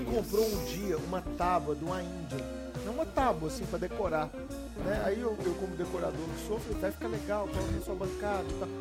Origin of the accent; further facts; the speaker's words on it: Belo Horizonte, Minas Gerais, Brazil; sou de BH